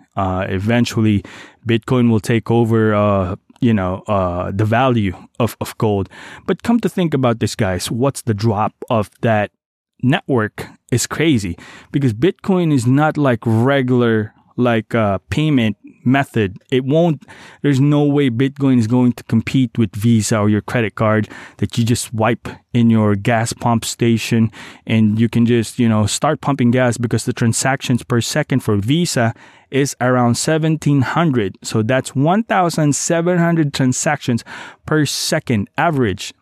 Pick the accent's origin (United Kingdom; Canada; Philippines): Philippines; Davao City, Davao Region; moved away; my hometown, Davao City